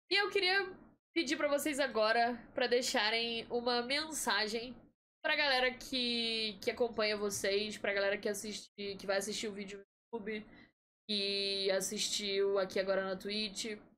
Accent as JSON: {"language": "Portuguese", "region": "Rio de Janeiro", "country": "Brazil", "moved": "as an adult", "lives_now": "Campinas, Brazil", "said": "Eu sou do Rio de Janeiro."}